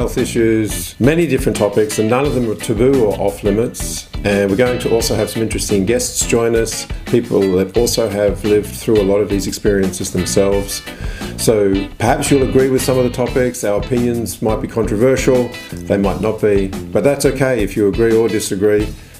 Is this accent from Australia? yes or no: yes; Australia; now in Germany; from Australia.